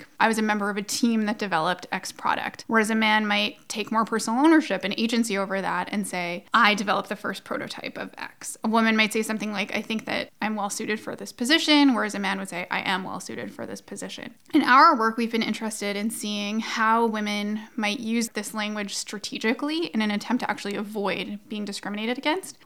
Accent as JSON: {"language": "English", "region": "Alberta", "country": "Canada", "said": "I'm an Albertan"}